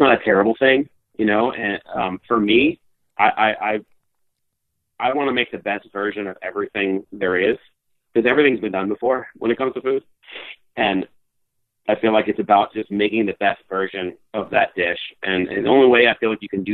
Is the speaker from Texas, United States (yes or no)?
no; New Jersey, United States; moved away; growing up in Jersey